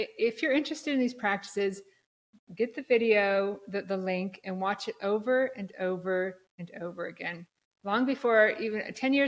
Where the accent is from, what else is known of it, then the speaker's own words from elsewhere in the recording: Black Hills of South Dakota, United States; moved away as an adult; also born or lived in Minneapolis / New York City area / San Francisco; I'm from South Dakota originally, the Black Hills of South Dakota, Mount Rushmore